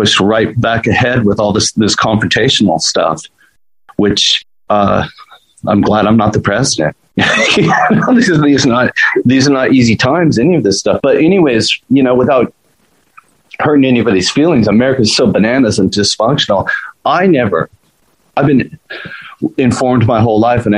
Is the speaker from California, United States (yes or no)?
yes; Newport Beach, California, United States; I grew up in Newport Beach, California